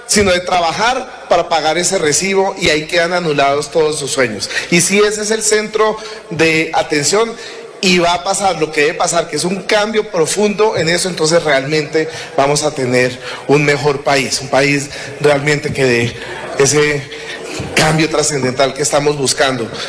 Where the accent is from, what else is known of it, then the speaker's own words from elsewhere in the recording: Barrancabermeja, Santander, Colombia; especialmente los de mi tierra, Barranca Bermeja, el Magdalena Medio